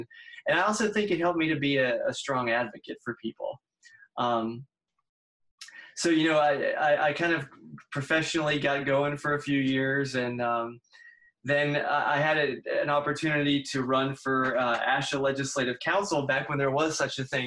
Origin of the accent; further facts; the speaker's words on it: Pittsburgh, Pennsylvania, United States; moved away as an adult; now in West Virginia, United States; I'm from Pittsburgh originally